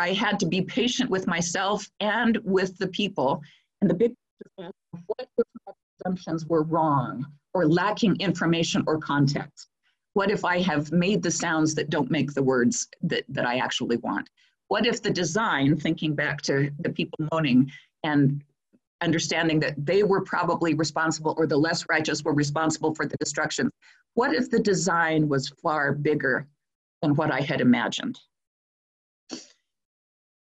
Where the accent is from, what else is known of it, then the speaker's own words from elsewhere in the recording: Provo, Utah, United States; when I was growing up in Provo, Utah